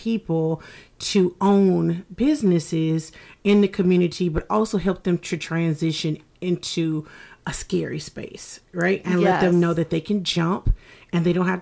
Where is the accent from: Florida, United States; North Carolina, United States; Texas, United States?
North Carolina, United States; Fayetteville; moved away as an adult; now in Savannah, United States; I'm from Fayetteville, North Carolina.